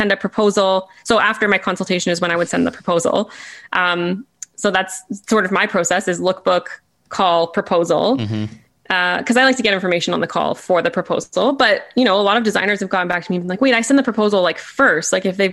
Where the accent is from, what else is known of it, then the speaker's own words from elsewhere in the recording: Canada; as a Canadian